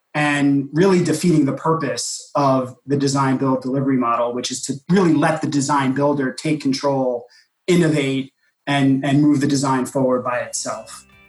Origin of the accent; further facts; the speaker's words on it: New York City, New York, United States; my hometown of New York City